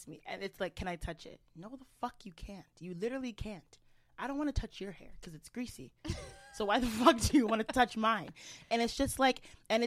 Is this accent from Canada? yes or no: yes; Canada; I was born in Canada